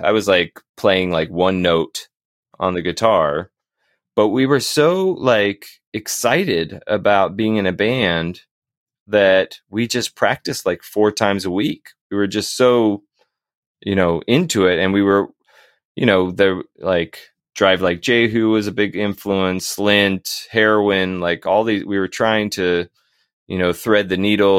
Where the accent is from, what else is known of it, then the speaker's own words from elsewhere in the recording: Northern Virginia, United States; moved away as an adult; also born or lived in North Carolina; now in Hillsborough, United States; I was born in North Carolina, but I was raised mostly in Northern Virginia.